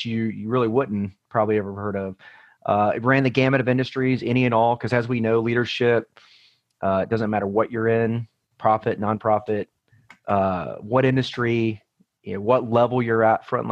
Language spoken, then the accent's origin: English; Atlanta, Georgia, United States; moved away as an adult; also born or lived in Colorado Springs, Colorado; I was actually born and raised in the Atlanta, Georgia area, but I moved away when I graduated high school.